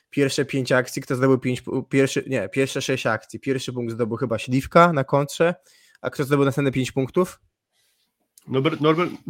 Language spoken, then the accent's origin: Polish; Humniska, Subcarpathian Voivodeship, Poland; pochodzę z Humnist i z Humnist pochodzi Norbert Huber.